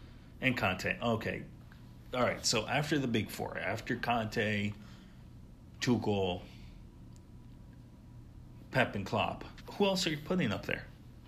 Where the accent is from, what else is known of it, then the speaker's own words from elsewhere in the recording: United States; even as an American